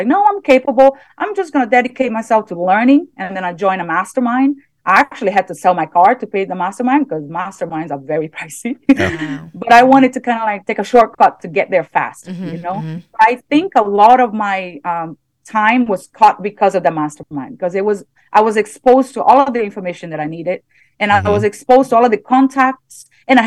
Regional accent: Brazil; English is a second language; moved away; I'm from middle class, you know, I'm from Brazil

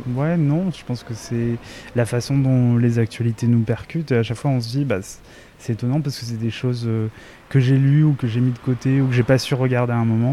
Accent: Réunion; je viens de La Réunion et c'est un territoire colonisé.

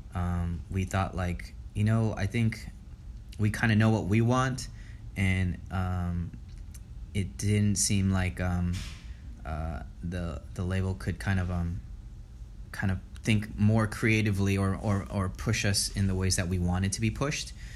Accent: Los Angeles, California, United States; born and raised in the San Fernando Valley

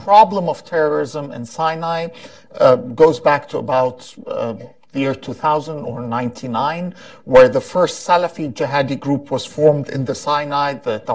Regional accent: Egypt; moved away

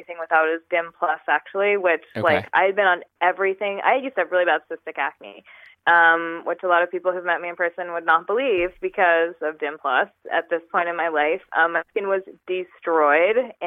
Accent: New York, United States; moved away as an adult; also born or lived in California

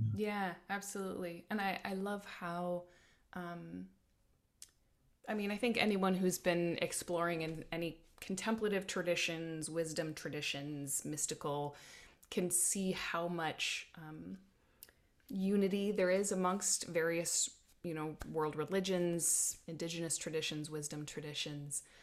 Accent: South Dakota, United States; now in Oregon, United States; I grew up in South Dakota under big skies

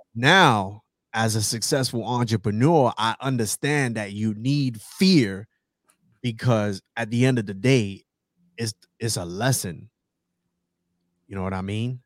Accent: New York City, New York, United States; moved away as an adult; I am originally from the South Bronx, New York

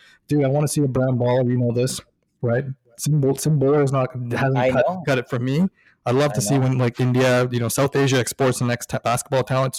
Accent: Toronto, Ontario, Canada; we're both West Coast, even though we're born and raised in Toronto

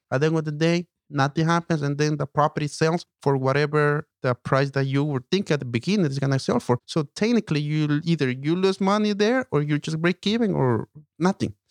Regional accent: Ecuador; now in United States; i'm from ecuador so i came to america

